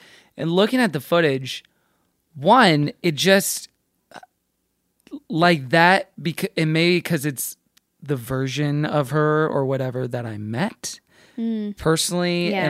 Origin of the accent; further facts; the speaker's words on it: Texas, United States; growing up in Texas